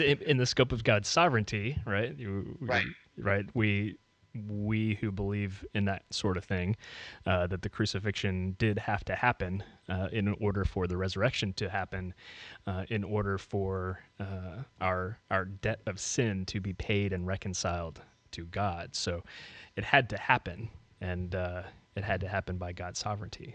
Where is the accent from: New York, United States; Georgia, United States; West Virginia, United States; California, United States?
West Virginia, United States; moved away as an adult; now in Tennessee, United States; grew up in, grew up in West Virginia. Family mostly from Maryland.